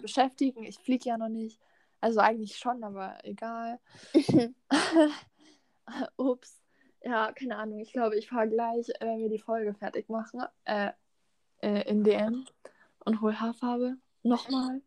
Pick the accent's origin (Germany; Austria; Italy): Germany; Lörrach, Baden-Württemberg; bei uns in Lörrach